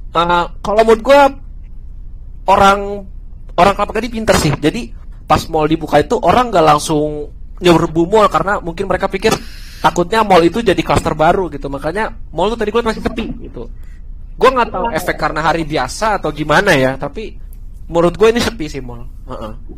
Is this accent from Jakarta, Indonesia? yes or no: yes; Jakarta, Indonesia; moved away as an adult; also born or lived in Salatiga; gue kuliah di salah tiga, tapi gue asli Jakarta